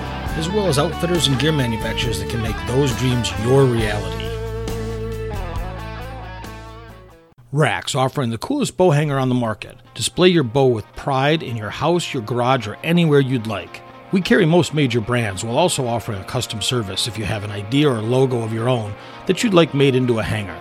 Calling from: Michigan, United States; also born or lived in Texas / Arizona; I'm calling from Michigan

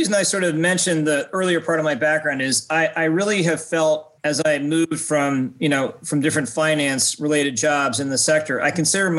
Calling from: Ridgewood, New Jersey, United States; I'm joining from New Jersey as well, from snowy Ridgewood, New Jersey, with two feet of fresh snow on the ground.

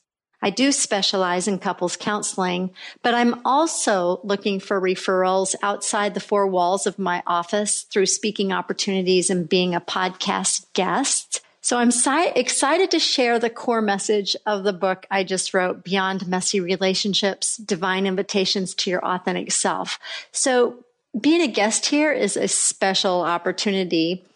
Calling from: Chattanooga, Tennessee, United States; I'm joining you from Chattanooga, Tennessee

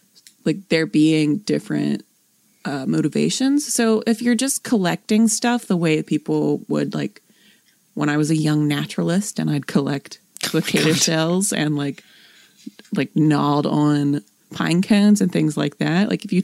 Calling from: Tuscaloosa, Alabama, United States; Also, I'm from Tuscaloosa, just north of Moundville, and would love to hear something about there, too.

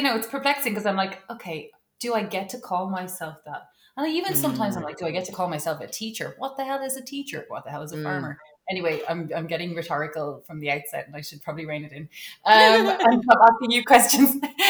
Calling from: Dublin, Leinster, Ireland; I'm tuning in from Dublin on a Friday evening. It's bitterly cold.

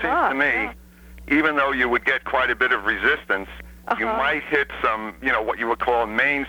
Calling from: Isle La Motte, Vermont, United States; Islamont, Vermont.

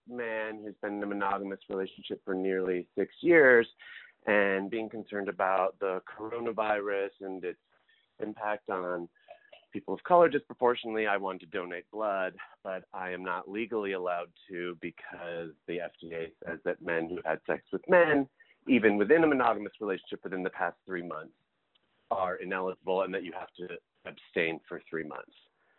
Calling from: New York City, New York, United States; I'm calling from Brooklyn, New York.

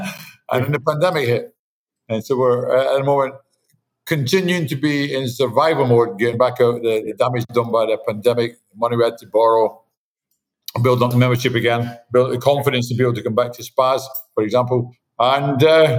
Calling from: Miami, Florida, United States; My condo in Miami.

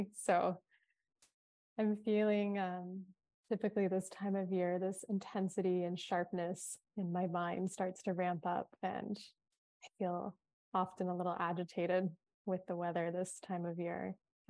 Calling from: Hawaii, United States; Well, I'm tuning in from Kauai. It is a breezy, cool day.

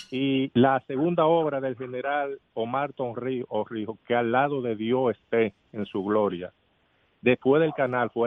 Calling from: Los Mameyes, Distrito Nacional, Dominican Republic; de los Mameyes.

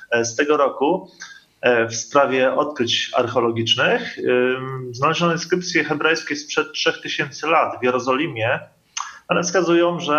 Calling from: Koszalin, West Pomeranian Voivodeship, Poland; E, jesteśmy, witamy z Koszalina.

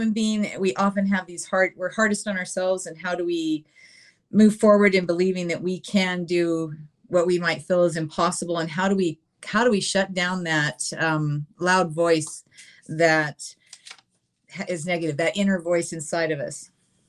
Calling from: Alberta, Canada; I'm coming from Alberta, Canada.

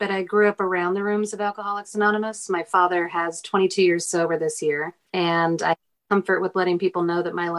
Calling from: Portland, Oregon, United States; I'm calling in from Portland, Oregon.

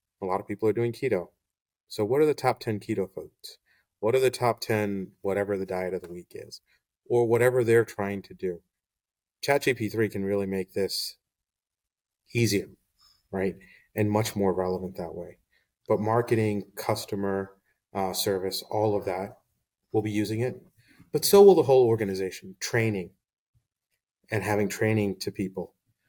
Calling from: Washington Crossing, Pennsylvania, United States; So I'm joining from Washington Crossing, Pennsylvania.

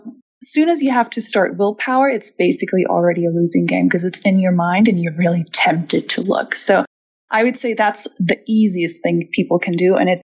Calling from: Germany; I'm calling from Germany

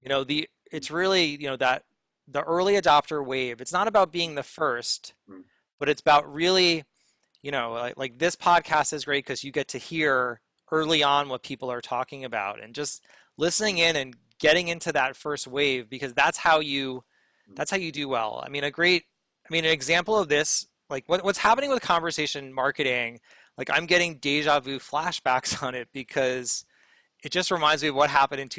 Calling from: New York City, New York, United States; I am calling from Brooklyn, New York.

